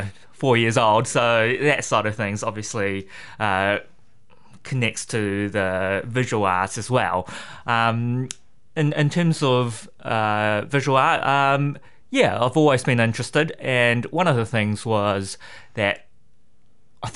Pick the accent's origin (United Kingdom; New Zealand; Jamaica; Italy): New Zealand; Rotorua, Bay of Plenty; moved away as an adult; also born or lived in Singapore; now in Hamilton, New Zealand; I grew up in Rotorua and went overseas to study finance in Singapore